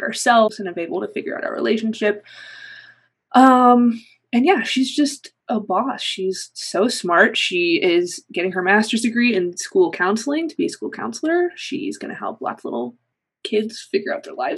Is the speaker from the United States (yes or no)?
yes; Ohio, United States; born or raised there; also born or lived in New York City